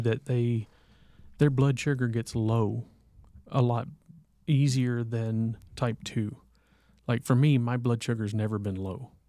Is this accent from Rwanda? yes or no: no; the South, United States; growing up in the South